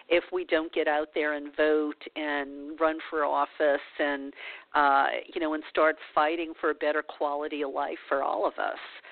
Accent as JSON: {"language": "English", "region": "Louisiana", "country": "United States", "said": "I'm from Louisiana"}